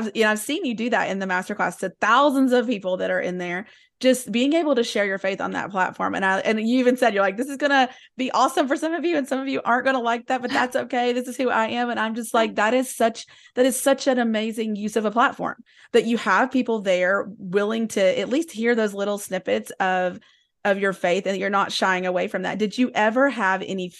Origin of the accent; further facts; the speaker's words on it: Tennessee, United States; when I was growing up in East Tennessee, that there was a narrative that was either you were Christian or you were rich.